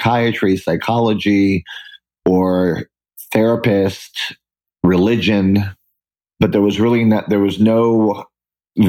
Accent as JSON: {"language": "English", "town": "San Juan", "country": "Puerto Rico", "tie": "born or raised there", "also_born_or_lived": "New York / Boston", "moved": "as an adult", "said": "I stayed there and I grew up in Puerto Rico."}